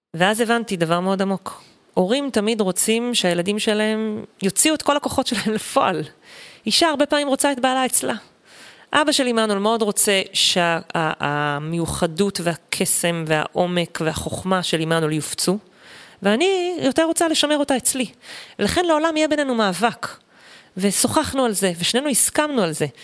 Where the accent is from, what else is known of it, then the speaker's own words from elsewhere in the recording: Eshkol Regional Council, Southern District, Israel; also born or lived in Sdot, Sinai Peninsula (born, lived until age 9); עברנו לגור במועצה אזורית אשכול